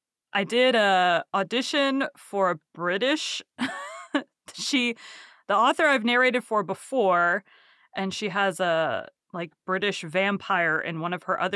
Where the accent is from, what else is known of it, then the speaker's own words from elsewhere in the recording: Texas, United States; Yeah, I born and raised in Texas, don't have a Texas twang. I'll say y'all.